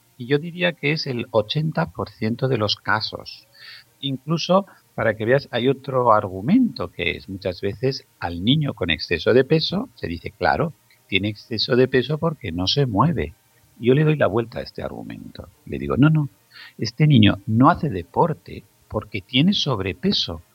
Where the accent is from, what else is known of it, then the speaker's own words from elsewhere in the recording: Zaragoza, Aragon, Spain; en la ciudad donde yo nací, en Zaragoza